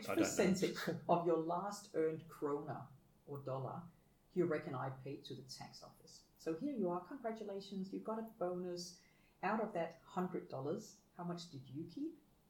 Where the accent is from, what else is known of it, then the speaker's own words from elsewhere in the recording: Denmark; I get more and more humbled by what I got given and what I took for granted growing up in Denmark.